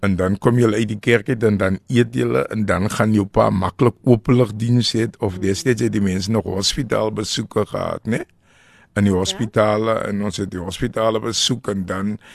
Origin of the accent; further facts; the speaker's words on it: Western Cape, South Africa; al het ons in die Kaap groot geword